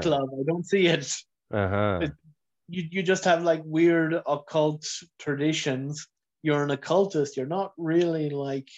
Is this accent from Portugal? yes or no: no; Kilcullen, Leinster, Ireland; I grew up in County Kildare, sort of shortly outside of Kilcullen